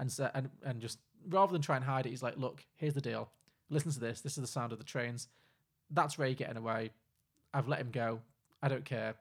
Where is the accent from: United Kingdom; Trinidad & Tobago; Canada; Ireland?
Ireland; I'm Irish